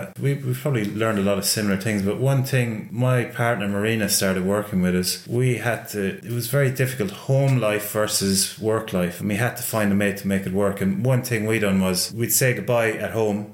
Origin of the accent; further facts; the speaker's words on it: Ireland; now in New Zealand; Being Irish